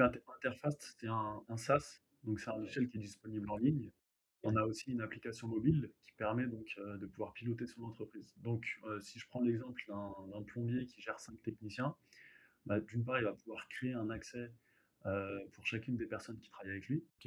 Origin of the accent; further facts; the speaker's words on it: Hauts-de-Seine, Île-de-France, France; je viens des Hauts-de-Seine